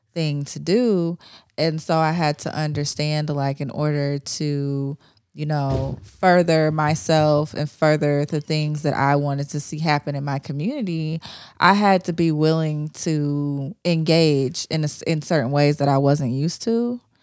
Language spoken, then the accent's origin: English; Ohio, United States; I wasn't raised in the South, I was raised in Ohio